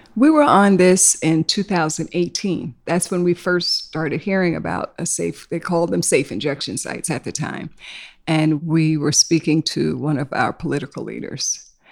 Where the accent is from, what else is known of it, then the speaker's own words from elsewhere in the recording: New York City, New York, United States; also born or lived in South Carolina; I was born in South Carolina, so my family was one of those that migrated to New York. So, I've been here since I was five. And I've lived in Harlem, in East Harlem, and then we moved to Queens.